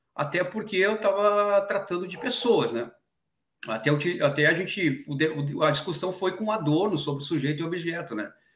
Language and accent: Portuguese; Brazil; a gente é brasileiro